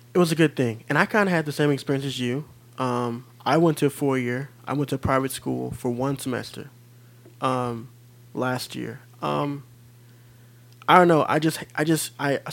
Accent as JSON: {"language": "English", "region": "Midwest", "country": "United States", "moved": "as an adult", "lives_now": "California, United States", "said": "I'm originally from the Midwest."}